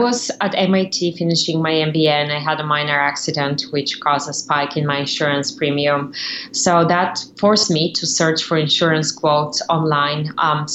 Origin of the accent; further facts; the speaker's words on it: Bulgaria; moved away as an adult; now in United States; I came from Bulgaria in 2003. So I've been in the country for 13 years now, and I graduated from English language high school in Bulgaria